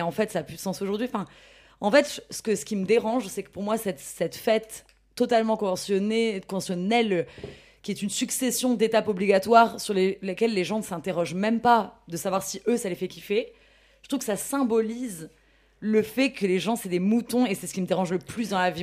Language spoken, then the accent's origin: French; Ch'ti, Hauts-de-France, France; je suis ch'ti